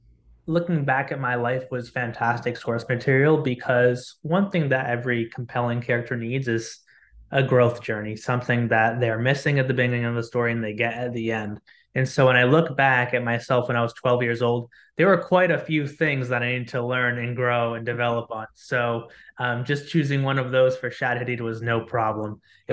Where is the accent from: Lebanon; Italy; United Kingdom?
Lebanon; first language Arabic; English is a second language; also born or lived in United States; I am a Lebanese-American. I grew up living in Lebanon for a few years, went back and forth frequently between there and here. My first language was actually Arabic.